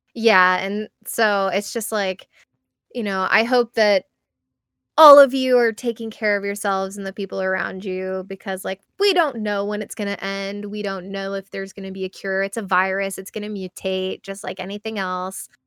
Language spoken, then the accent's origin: English; United States; as an American